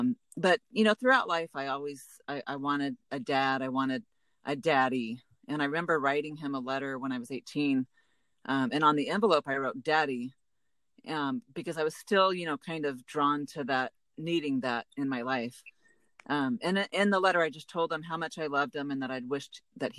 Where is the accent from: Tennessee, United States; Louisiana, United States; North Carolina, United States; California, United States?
Louisiana, United States; Baton Rouge; born there; now in Santa Rosa Beach, United States; I was born in Baton Rouge, but not really from anywhere, as I've lived in many different homes and places in my life.